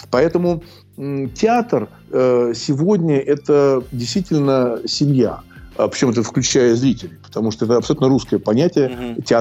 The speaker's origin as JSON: {"language": "Russian", "region": "Moscow", "country": "Russia", "tie": "born or raised there", "said": "Ну, понимаете, я коренной москвич, и я не могу воспринимать это одним вот, вот одна улица там."}